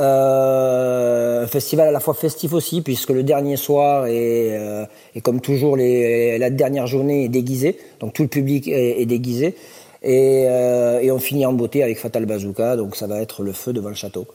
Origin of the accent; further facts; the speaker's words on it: Thuir, Occitania, France; je suis natif de Tuir